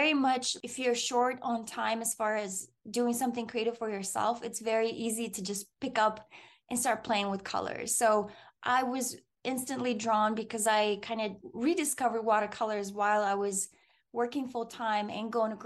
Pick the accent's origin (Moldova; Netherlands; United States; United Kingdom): Moldova; moved away; Growing up in Moldova, I would go visit my grandmother in the summer.